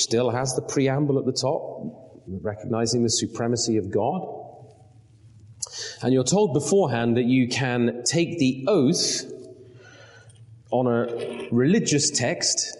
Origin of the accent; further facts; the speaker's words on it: United Kingdom; moved away; as a Brit